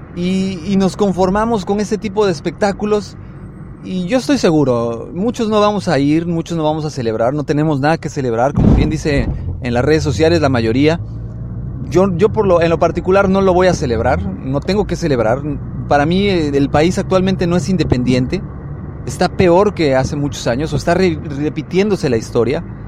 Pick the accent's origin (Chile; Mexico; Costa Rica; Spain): Mexico; los que somos mexicanos